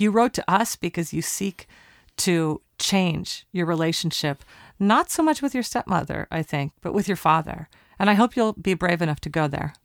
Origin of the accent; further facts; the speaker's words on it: Portland, Oregon, United States; Portland, Oregon, my hometown.